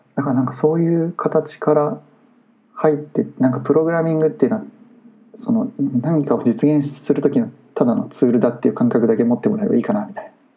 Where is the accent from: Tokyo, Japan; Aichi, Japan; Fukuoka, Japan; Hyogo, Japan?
Aichi, Japan; Tsushima; 僕の地元の愛知県津島市